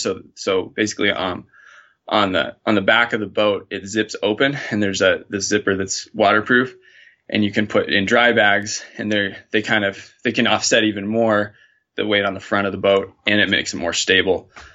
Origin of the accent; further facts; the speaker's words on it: Montana, United States; I'm born and raised in Montana